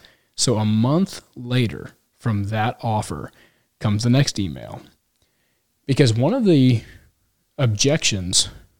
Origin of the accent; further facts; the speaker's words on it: Texas, United States; As a Texan, I can latch on to that.